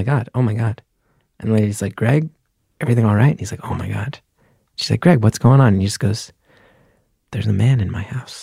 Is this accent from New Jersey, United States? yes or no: yes; West Orange, New Jersey, United States; We grew up in West Orange